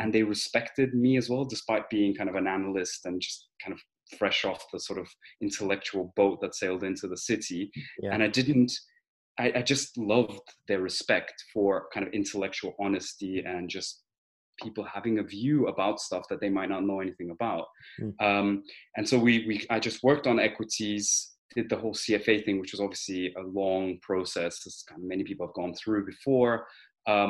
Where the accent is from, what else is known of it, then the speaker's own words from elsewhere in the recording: Denmark; also born or lived in Armenia / United Kingdom; I'm originally from Armenia. I was born there, and after the collapse of the Soviet Union, I moved back to, well, we moved to Denmark. That's where I grew up